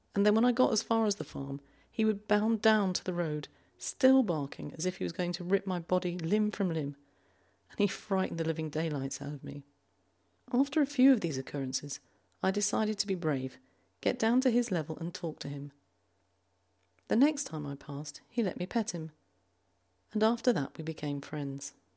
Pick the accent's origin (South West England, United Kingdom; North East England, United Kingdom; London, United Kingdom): London, United Kingdom; also born or lived in Ireland; now in Zurich, Switzerland; I grew up in South London